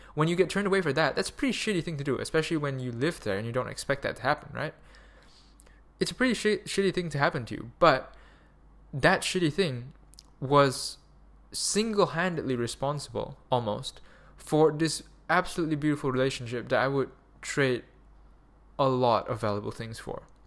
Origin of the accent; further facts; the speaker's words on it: Malaysia; moved away; also born or lived in Germany; Malaysia, because I'm a Malaysian citizen.